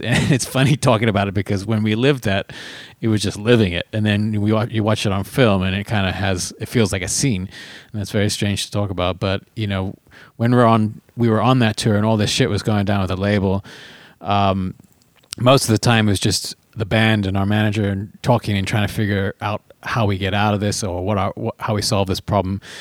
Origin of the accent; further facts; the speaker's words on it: Phoenix, Arizona, United States; also born or lived in South Africa; now in Los Angeles, United States; growing up in Phoenix and South Africa and now living in L